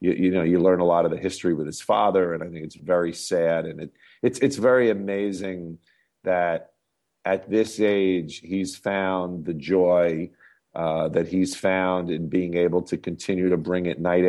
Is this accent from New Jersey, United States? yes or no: yes; New Jersey, United States; Growing up in Jersey, it's hard to not have …'s music as the soundtrack of your life.